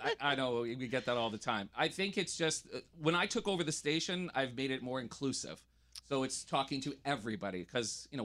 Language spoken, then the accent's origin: English; Winnipeg, Manitoba, Canada; now in Toronto, Canada; I'm originally from Winnipeg